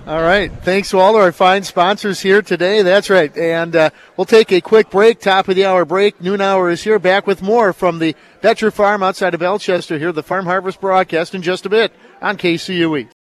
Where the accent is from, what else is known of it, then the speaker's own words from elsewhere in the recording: Madison, Wisconsin, United States; now in Minnesota, United States; my hometown, Madison, Wisconsin